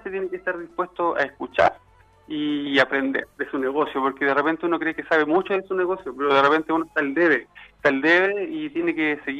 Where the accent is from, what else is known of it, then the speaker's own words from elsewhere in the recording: Chile; como chileno digo yo, siempre tiene esa llegada con la gente